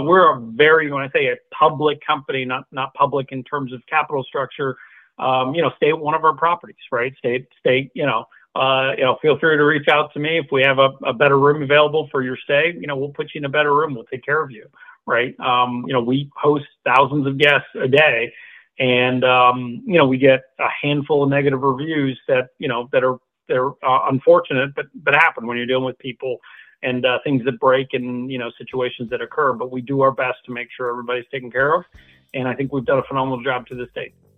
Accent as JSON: {"language": "English", "country": "Singapore", "tie": "born or raised there", "moved": "as an adult", "lives_now": "United States", "said": "I was born in Singapore, grew up in Singapore"}